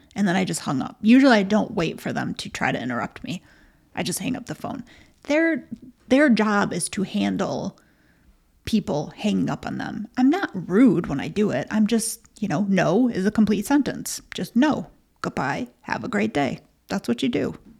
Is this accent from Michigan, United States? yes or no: yes; Michigan, United States; we're so from Michigan.